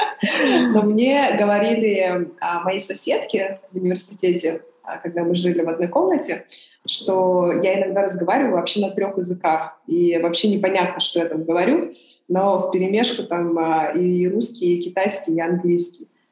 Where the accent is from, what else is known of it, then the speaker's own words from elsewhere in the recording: Irkutsk, Irkutsk Oblast, Russia; first language Chinese; Russian is a second language; now in Beijing, China; Иркутске, да, потому что меня в основном воспитывала бабушка